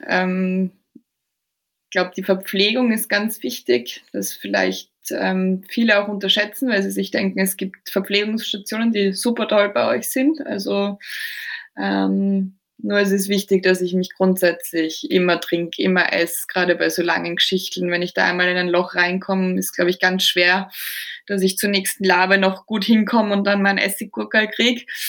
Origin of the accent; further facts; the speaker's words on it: Austria; moved away as an adult; also born or lived in Norway / South Africa / Portugal / Denmark; bei uns in Österreich so, dass du Abitur machst